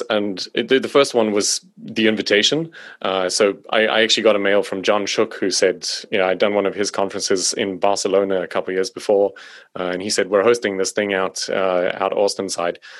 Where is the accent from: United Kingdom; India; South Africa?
South Africa; accent: South African; apparently my accent is not very South African.